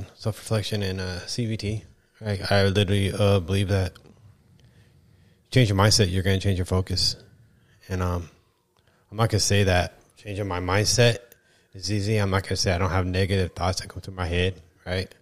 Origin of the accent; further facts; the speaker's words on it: East Kern, California, United States; I'm from the East Kern